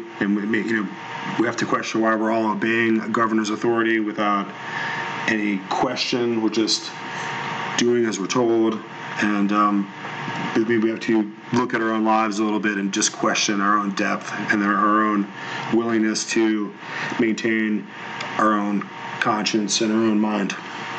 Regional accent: United States; we're quintessential American people

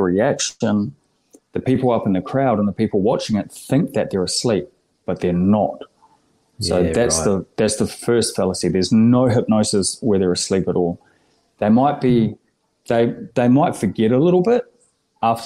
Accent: New Zealand; moved away as an adult; now in Australia; Born and raised in New Zealand for the first 30 years

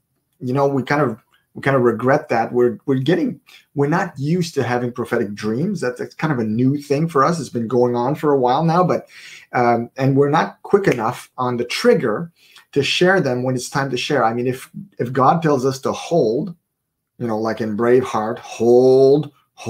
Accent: Canada; we are Canadians, so we're broadcasting from Prince Edward Island, Canada

